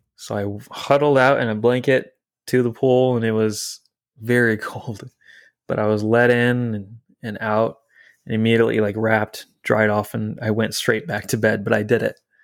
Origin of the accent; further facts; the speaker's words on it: French Lick, Indiana, United States; moved away; I grew up in Indiana. French Lick, Indiana specifically